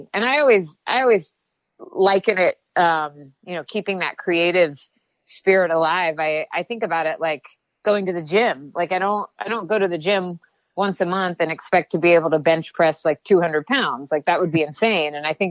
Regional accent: the South, United States; I'm a Southerner, I grew up in the South

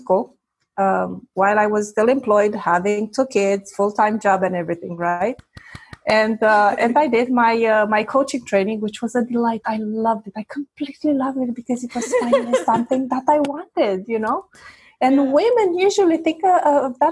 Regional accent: Romania; first language Romanian; English is a second language; moved away as an adult; now in Quebec, Canada; I was born in Eastern Europe during communist times. And at the age of 16, the big revolution, you know, came about and everything changed. And then at the age of 25, I immigrated

